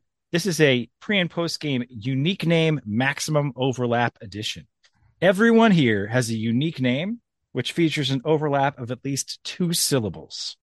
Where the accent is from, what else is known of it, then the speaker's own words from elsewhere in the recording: Philadelphia, Pennsylvania, United States; now in Baltimore, United States; I'm from Philadelphia originally, but I've lived in Baltimore for 15 years